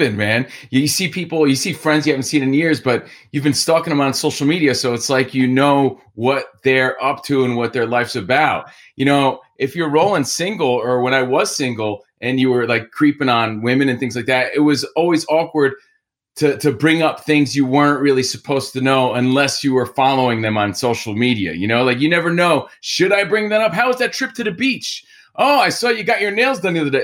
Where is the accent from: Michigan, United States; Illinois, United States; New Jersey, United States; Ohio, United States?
New Jersey, United States; Union; moved away as an adult; also born or lived in Encino, California / Woodland Hills, California; now in Sherman Oaks, United States; I'm from New Jersey, Union, New Jersey. I live now in Sherman Oaks